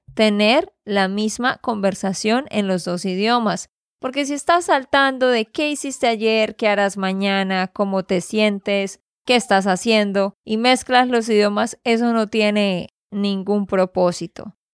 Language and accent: Spanish; Santander, Colombia; de Santander, Colombia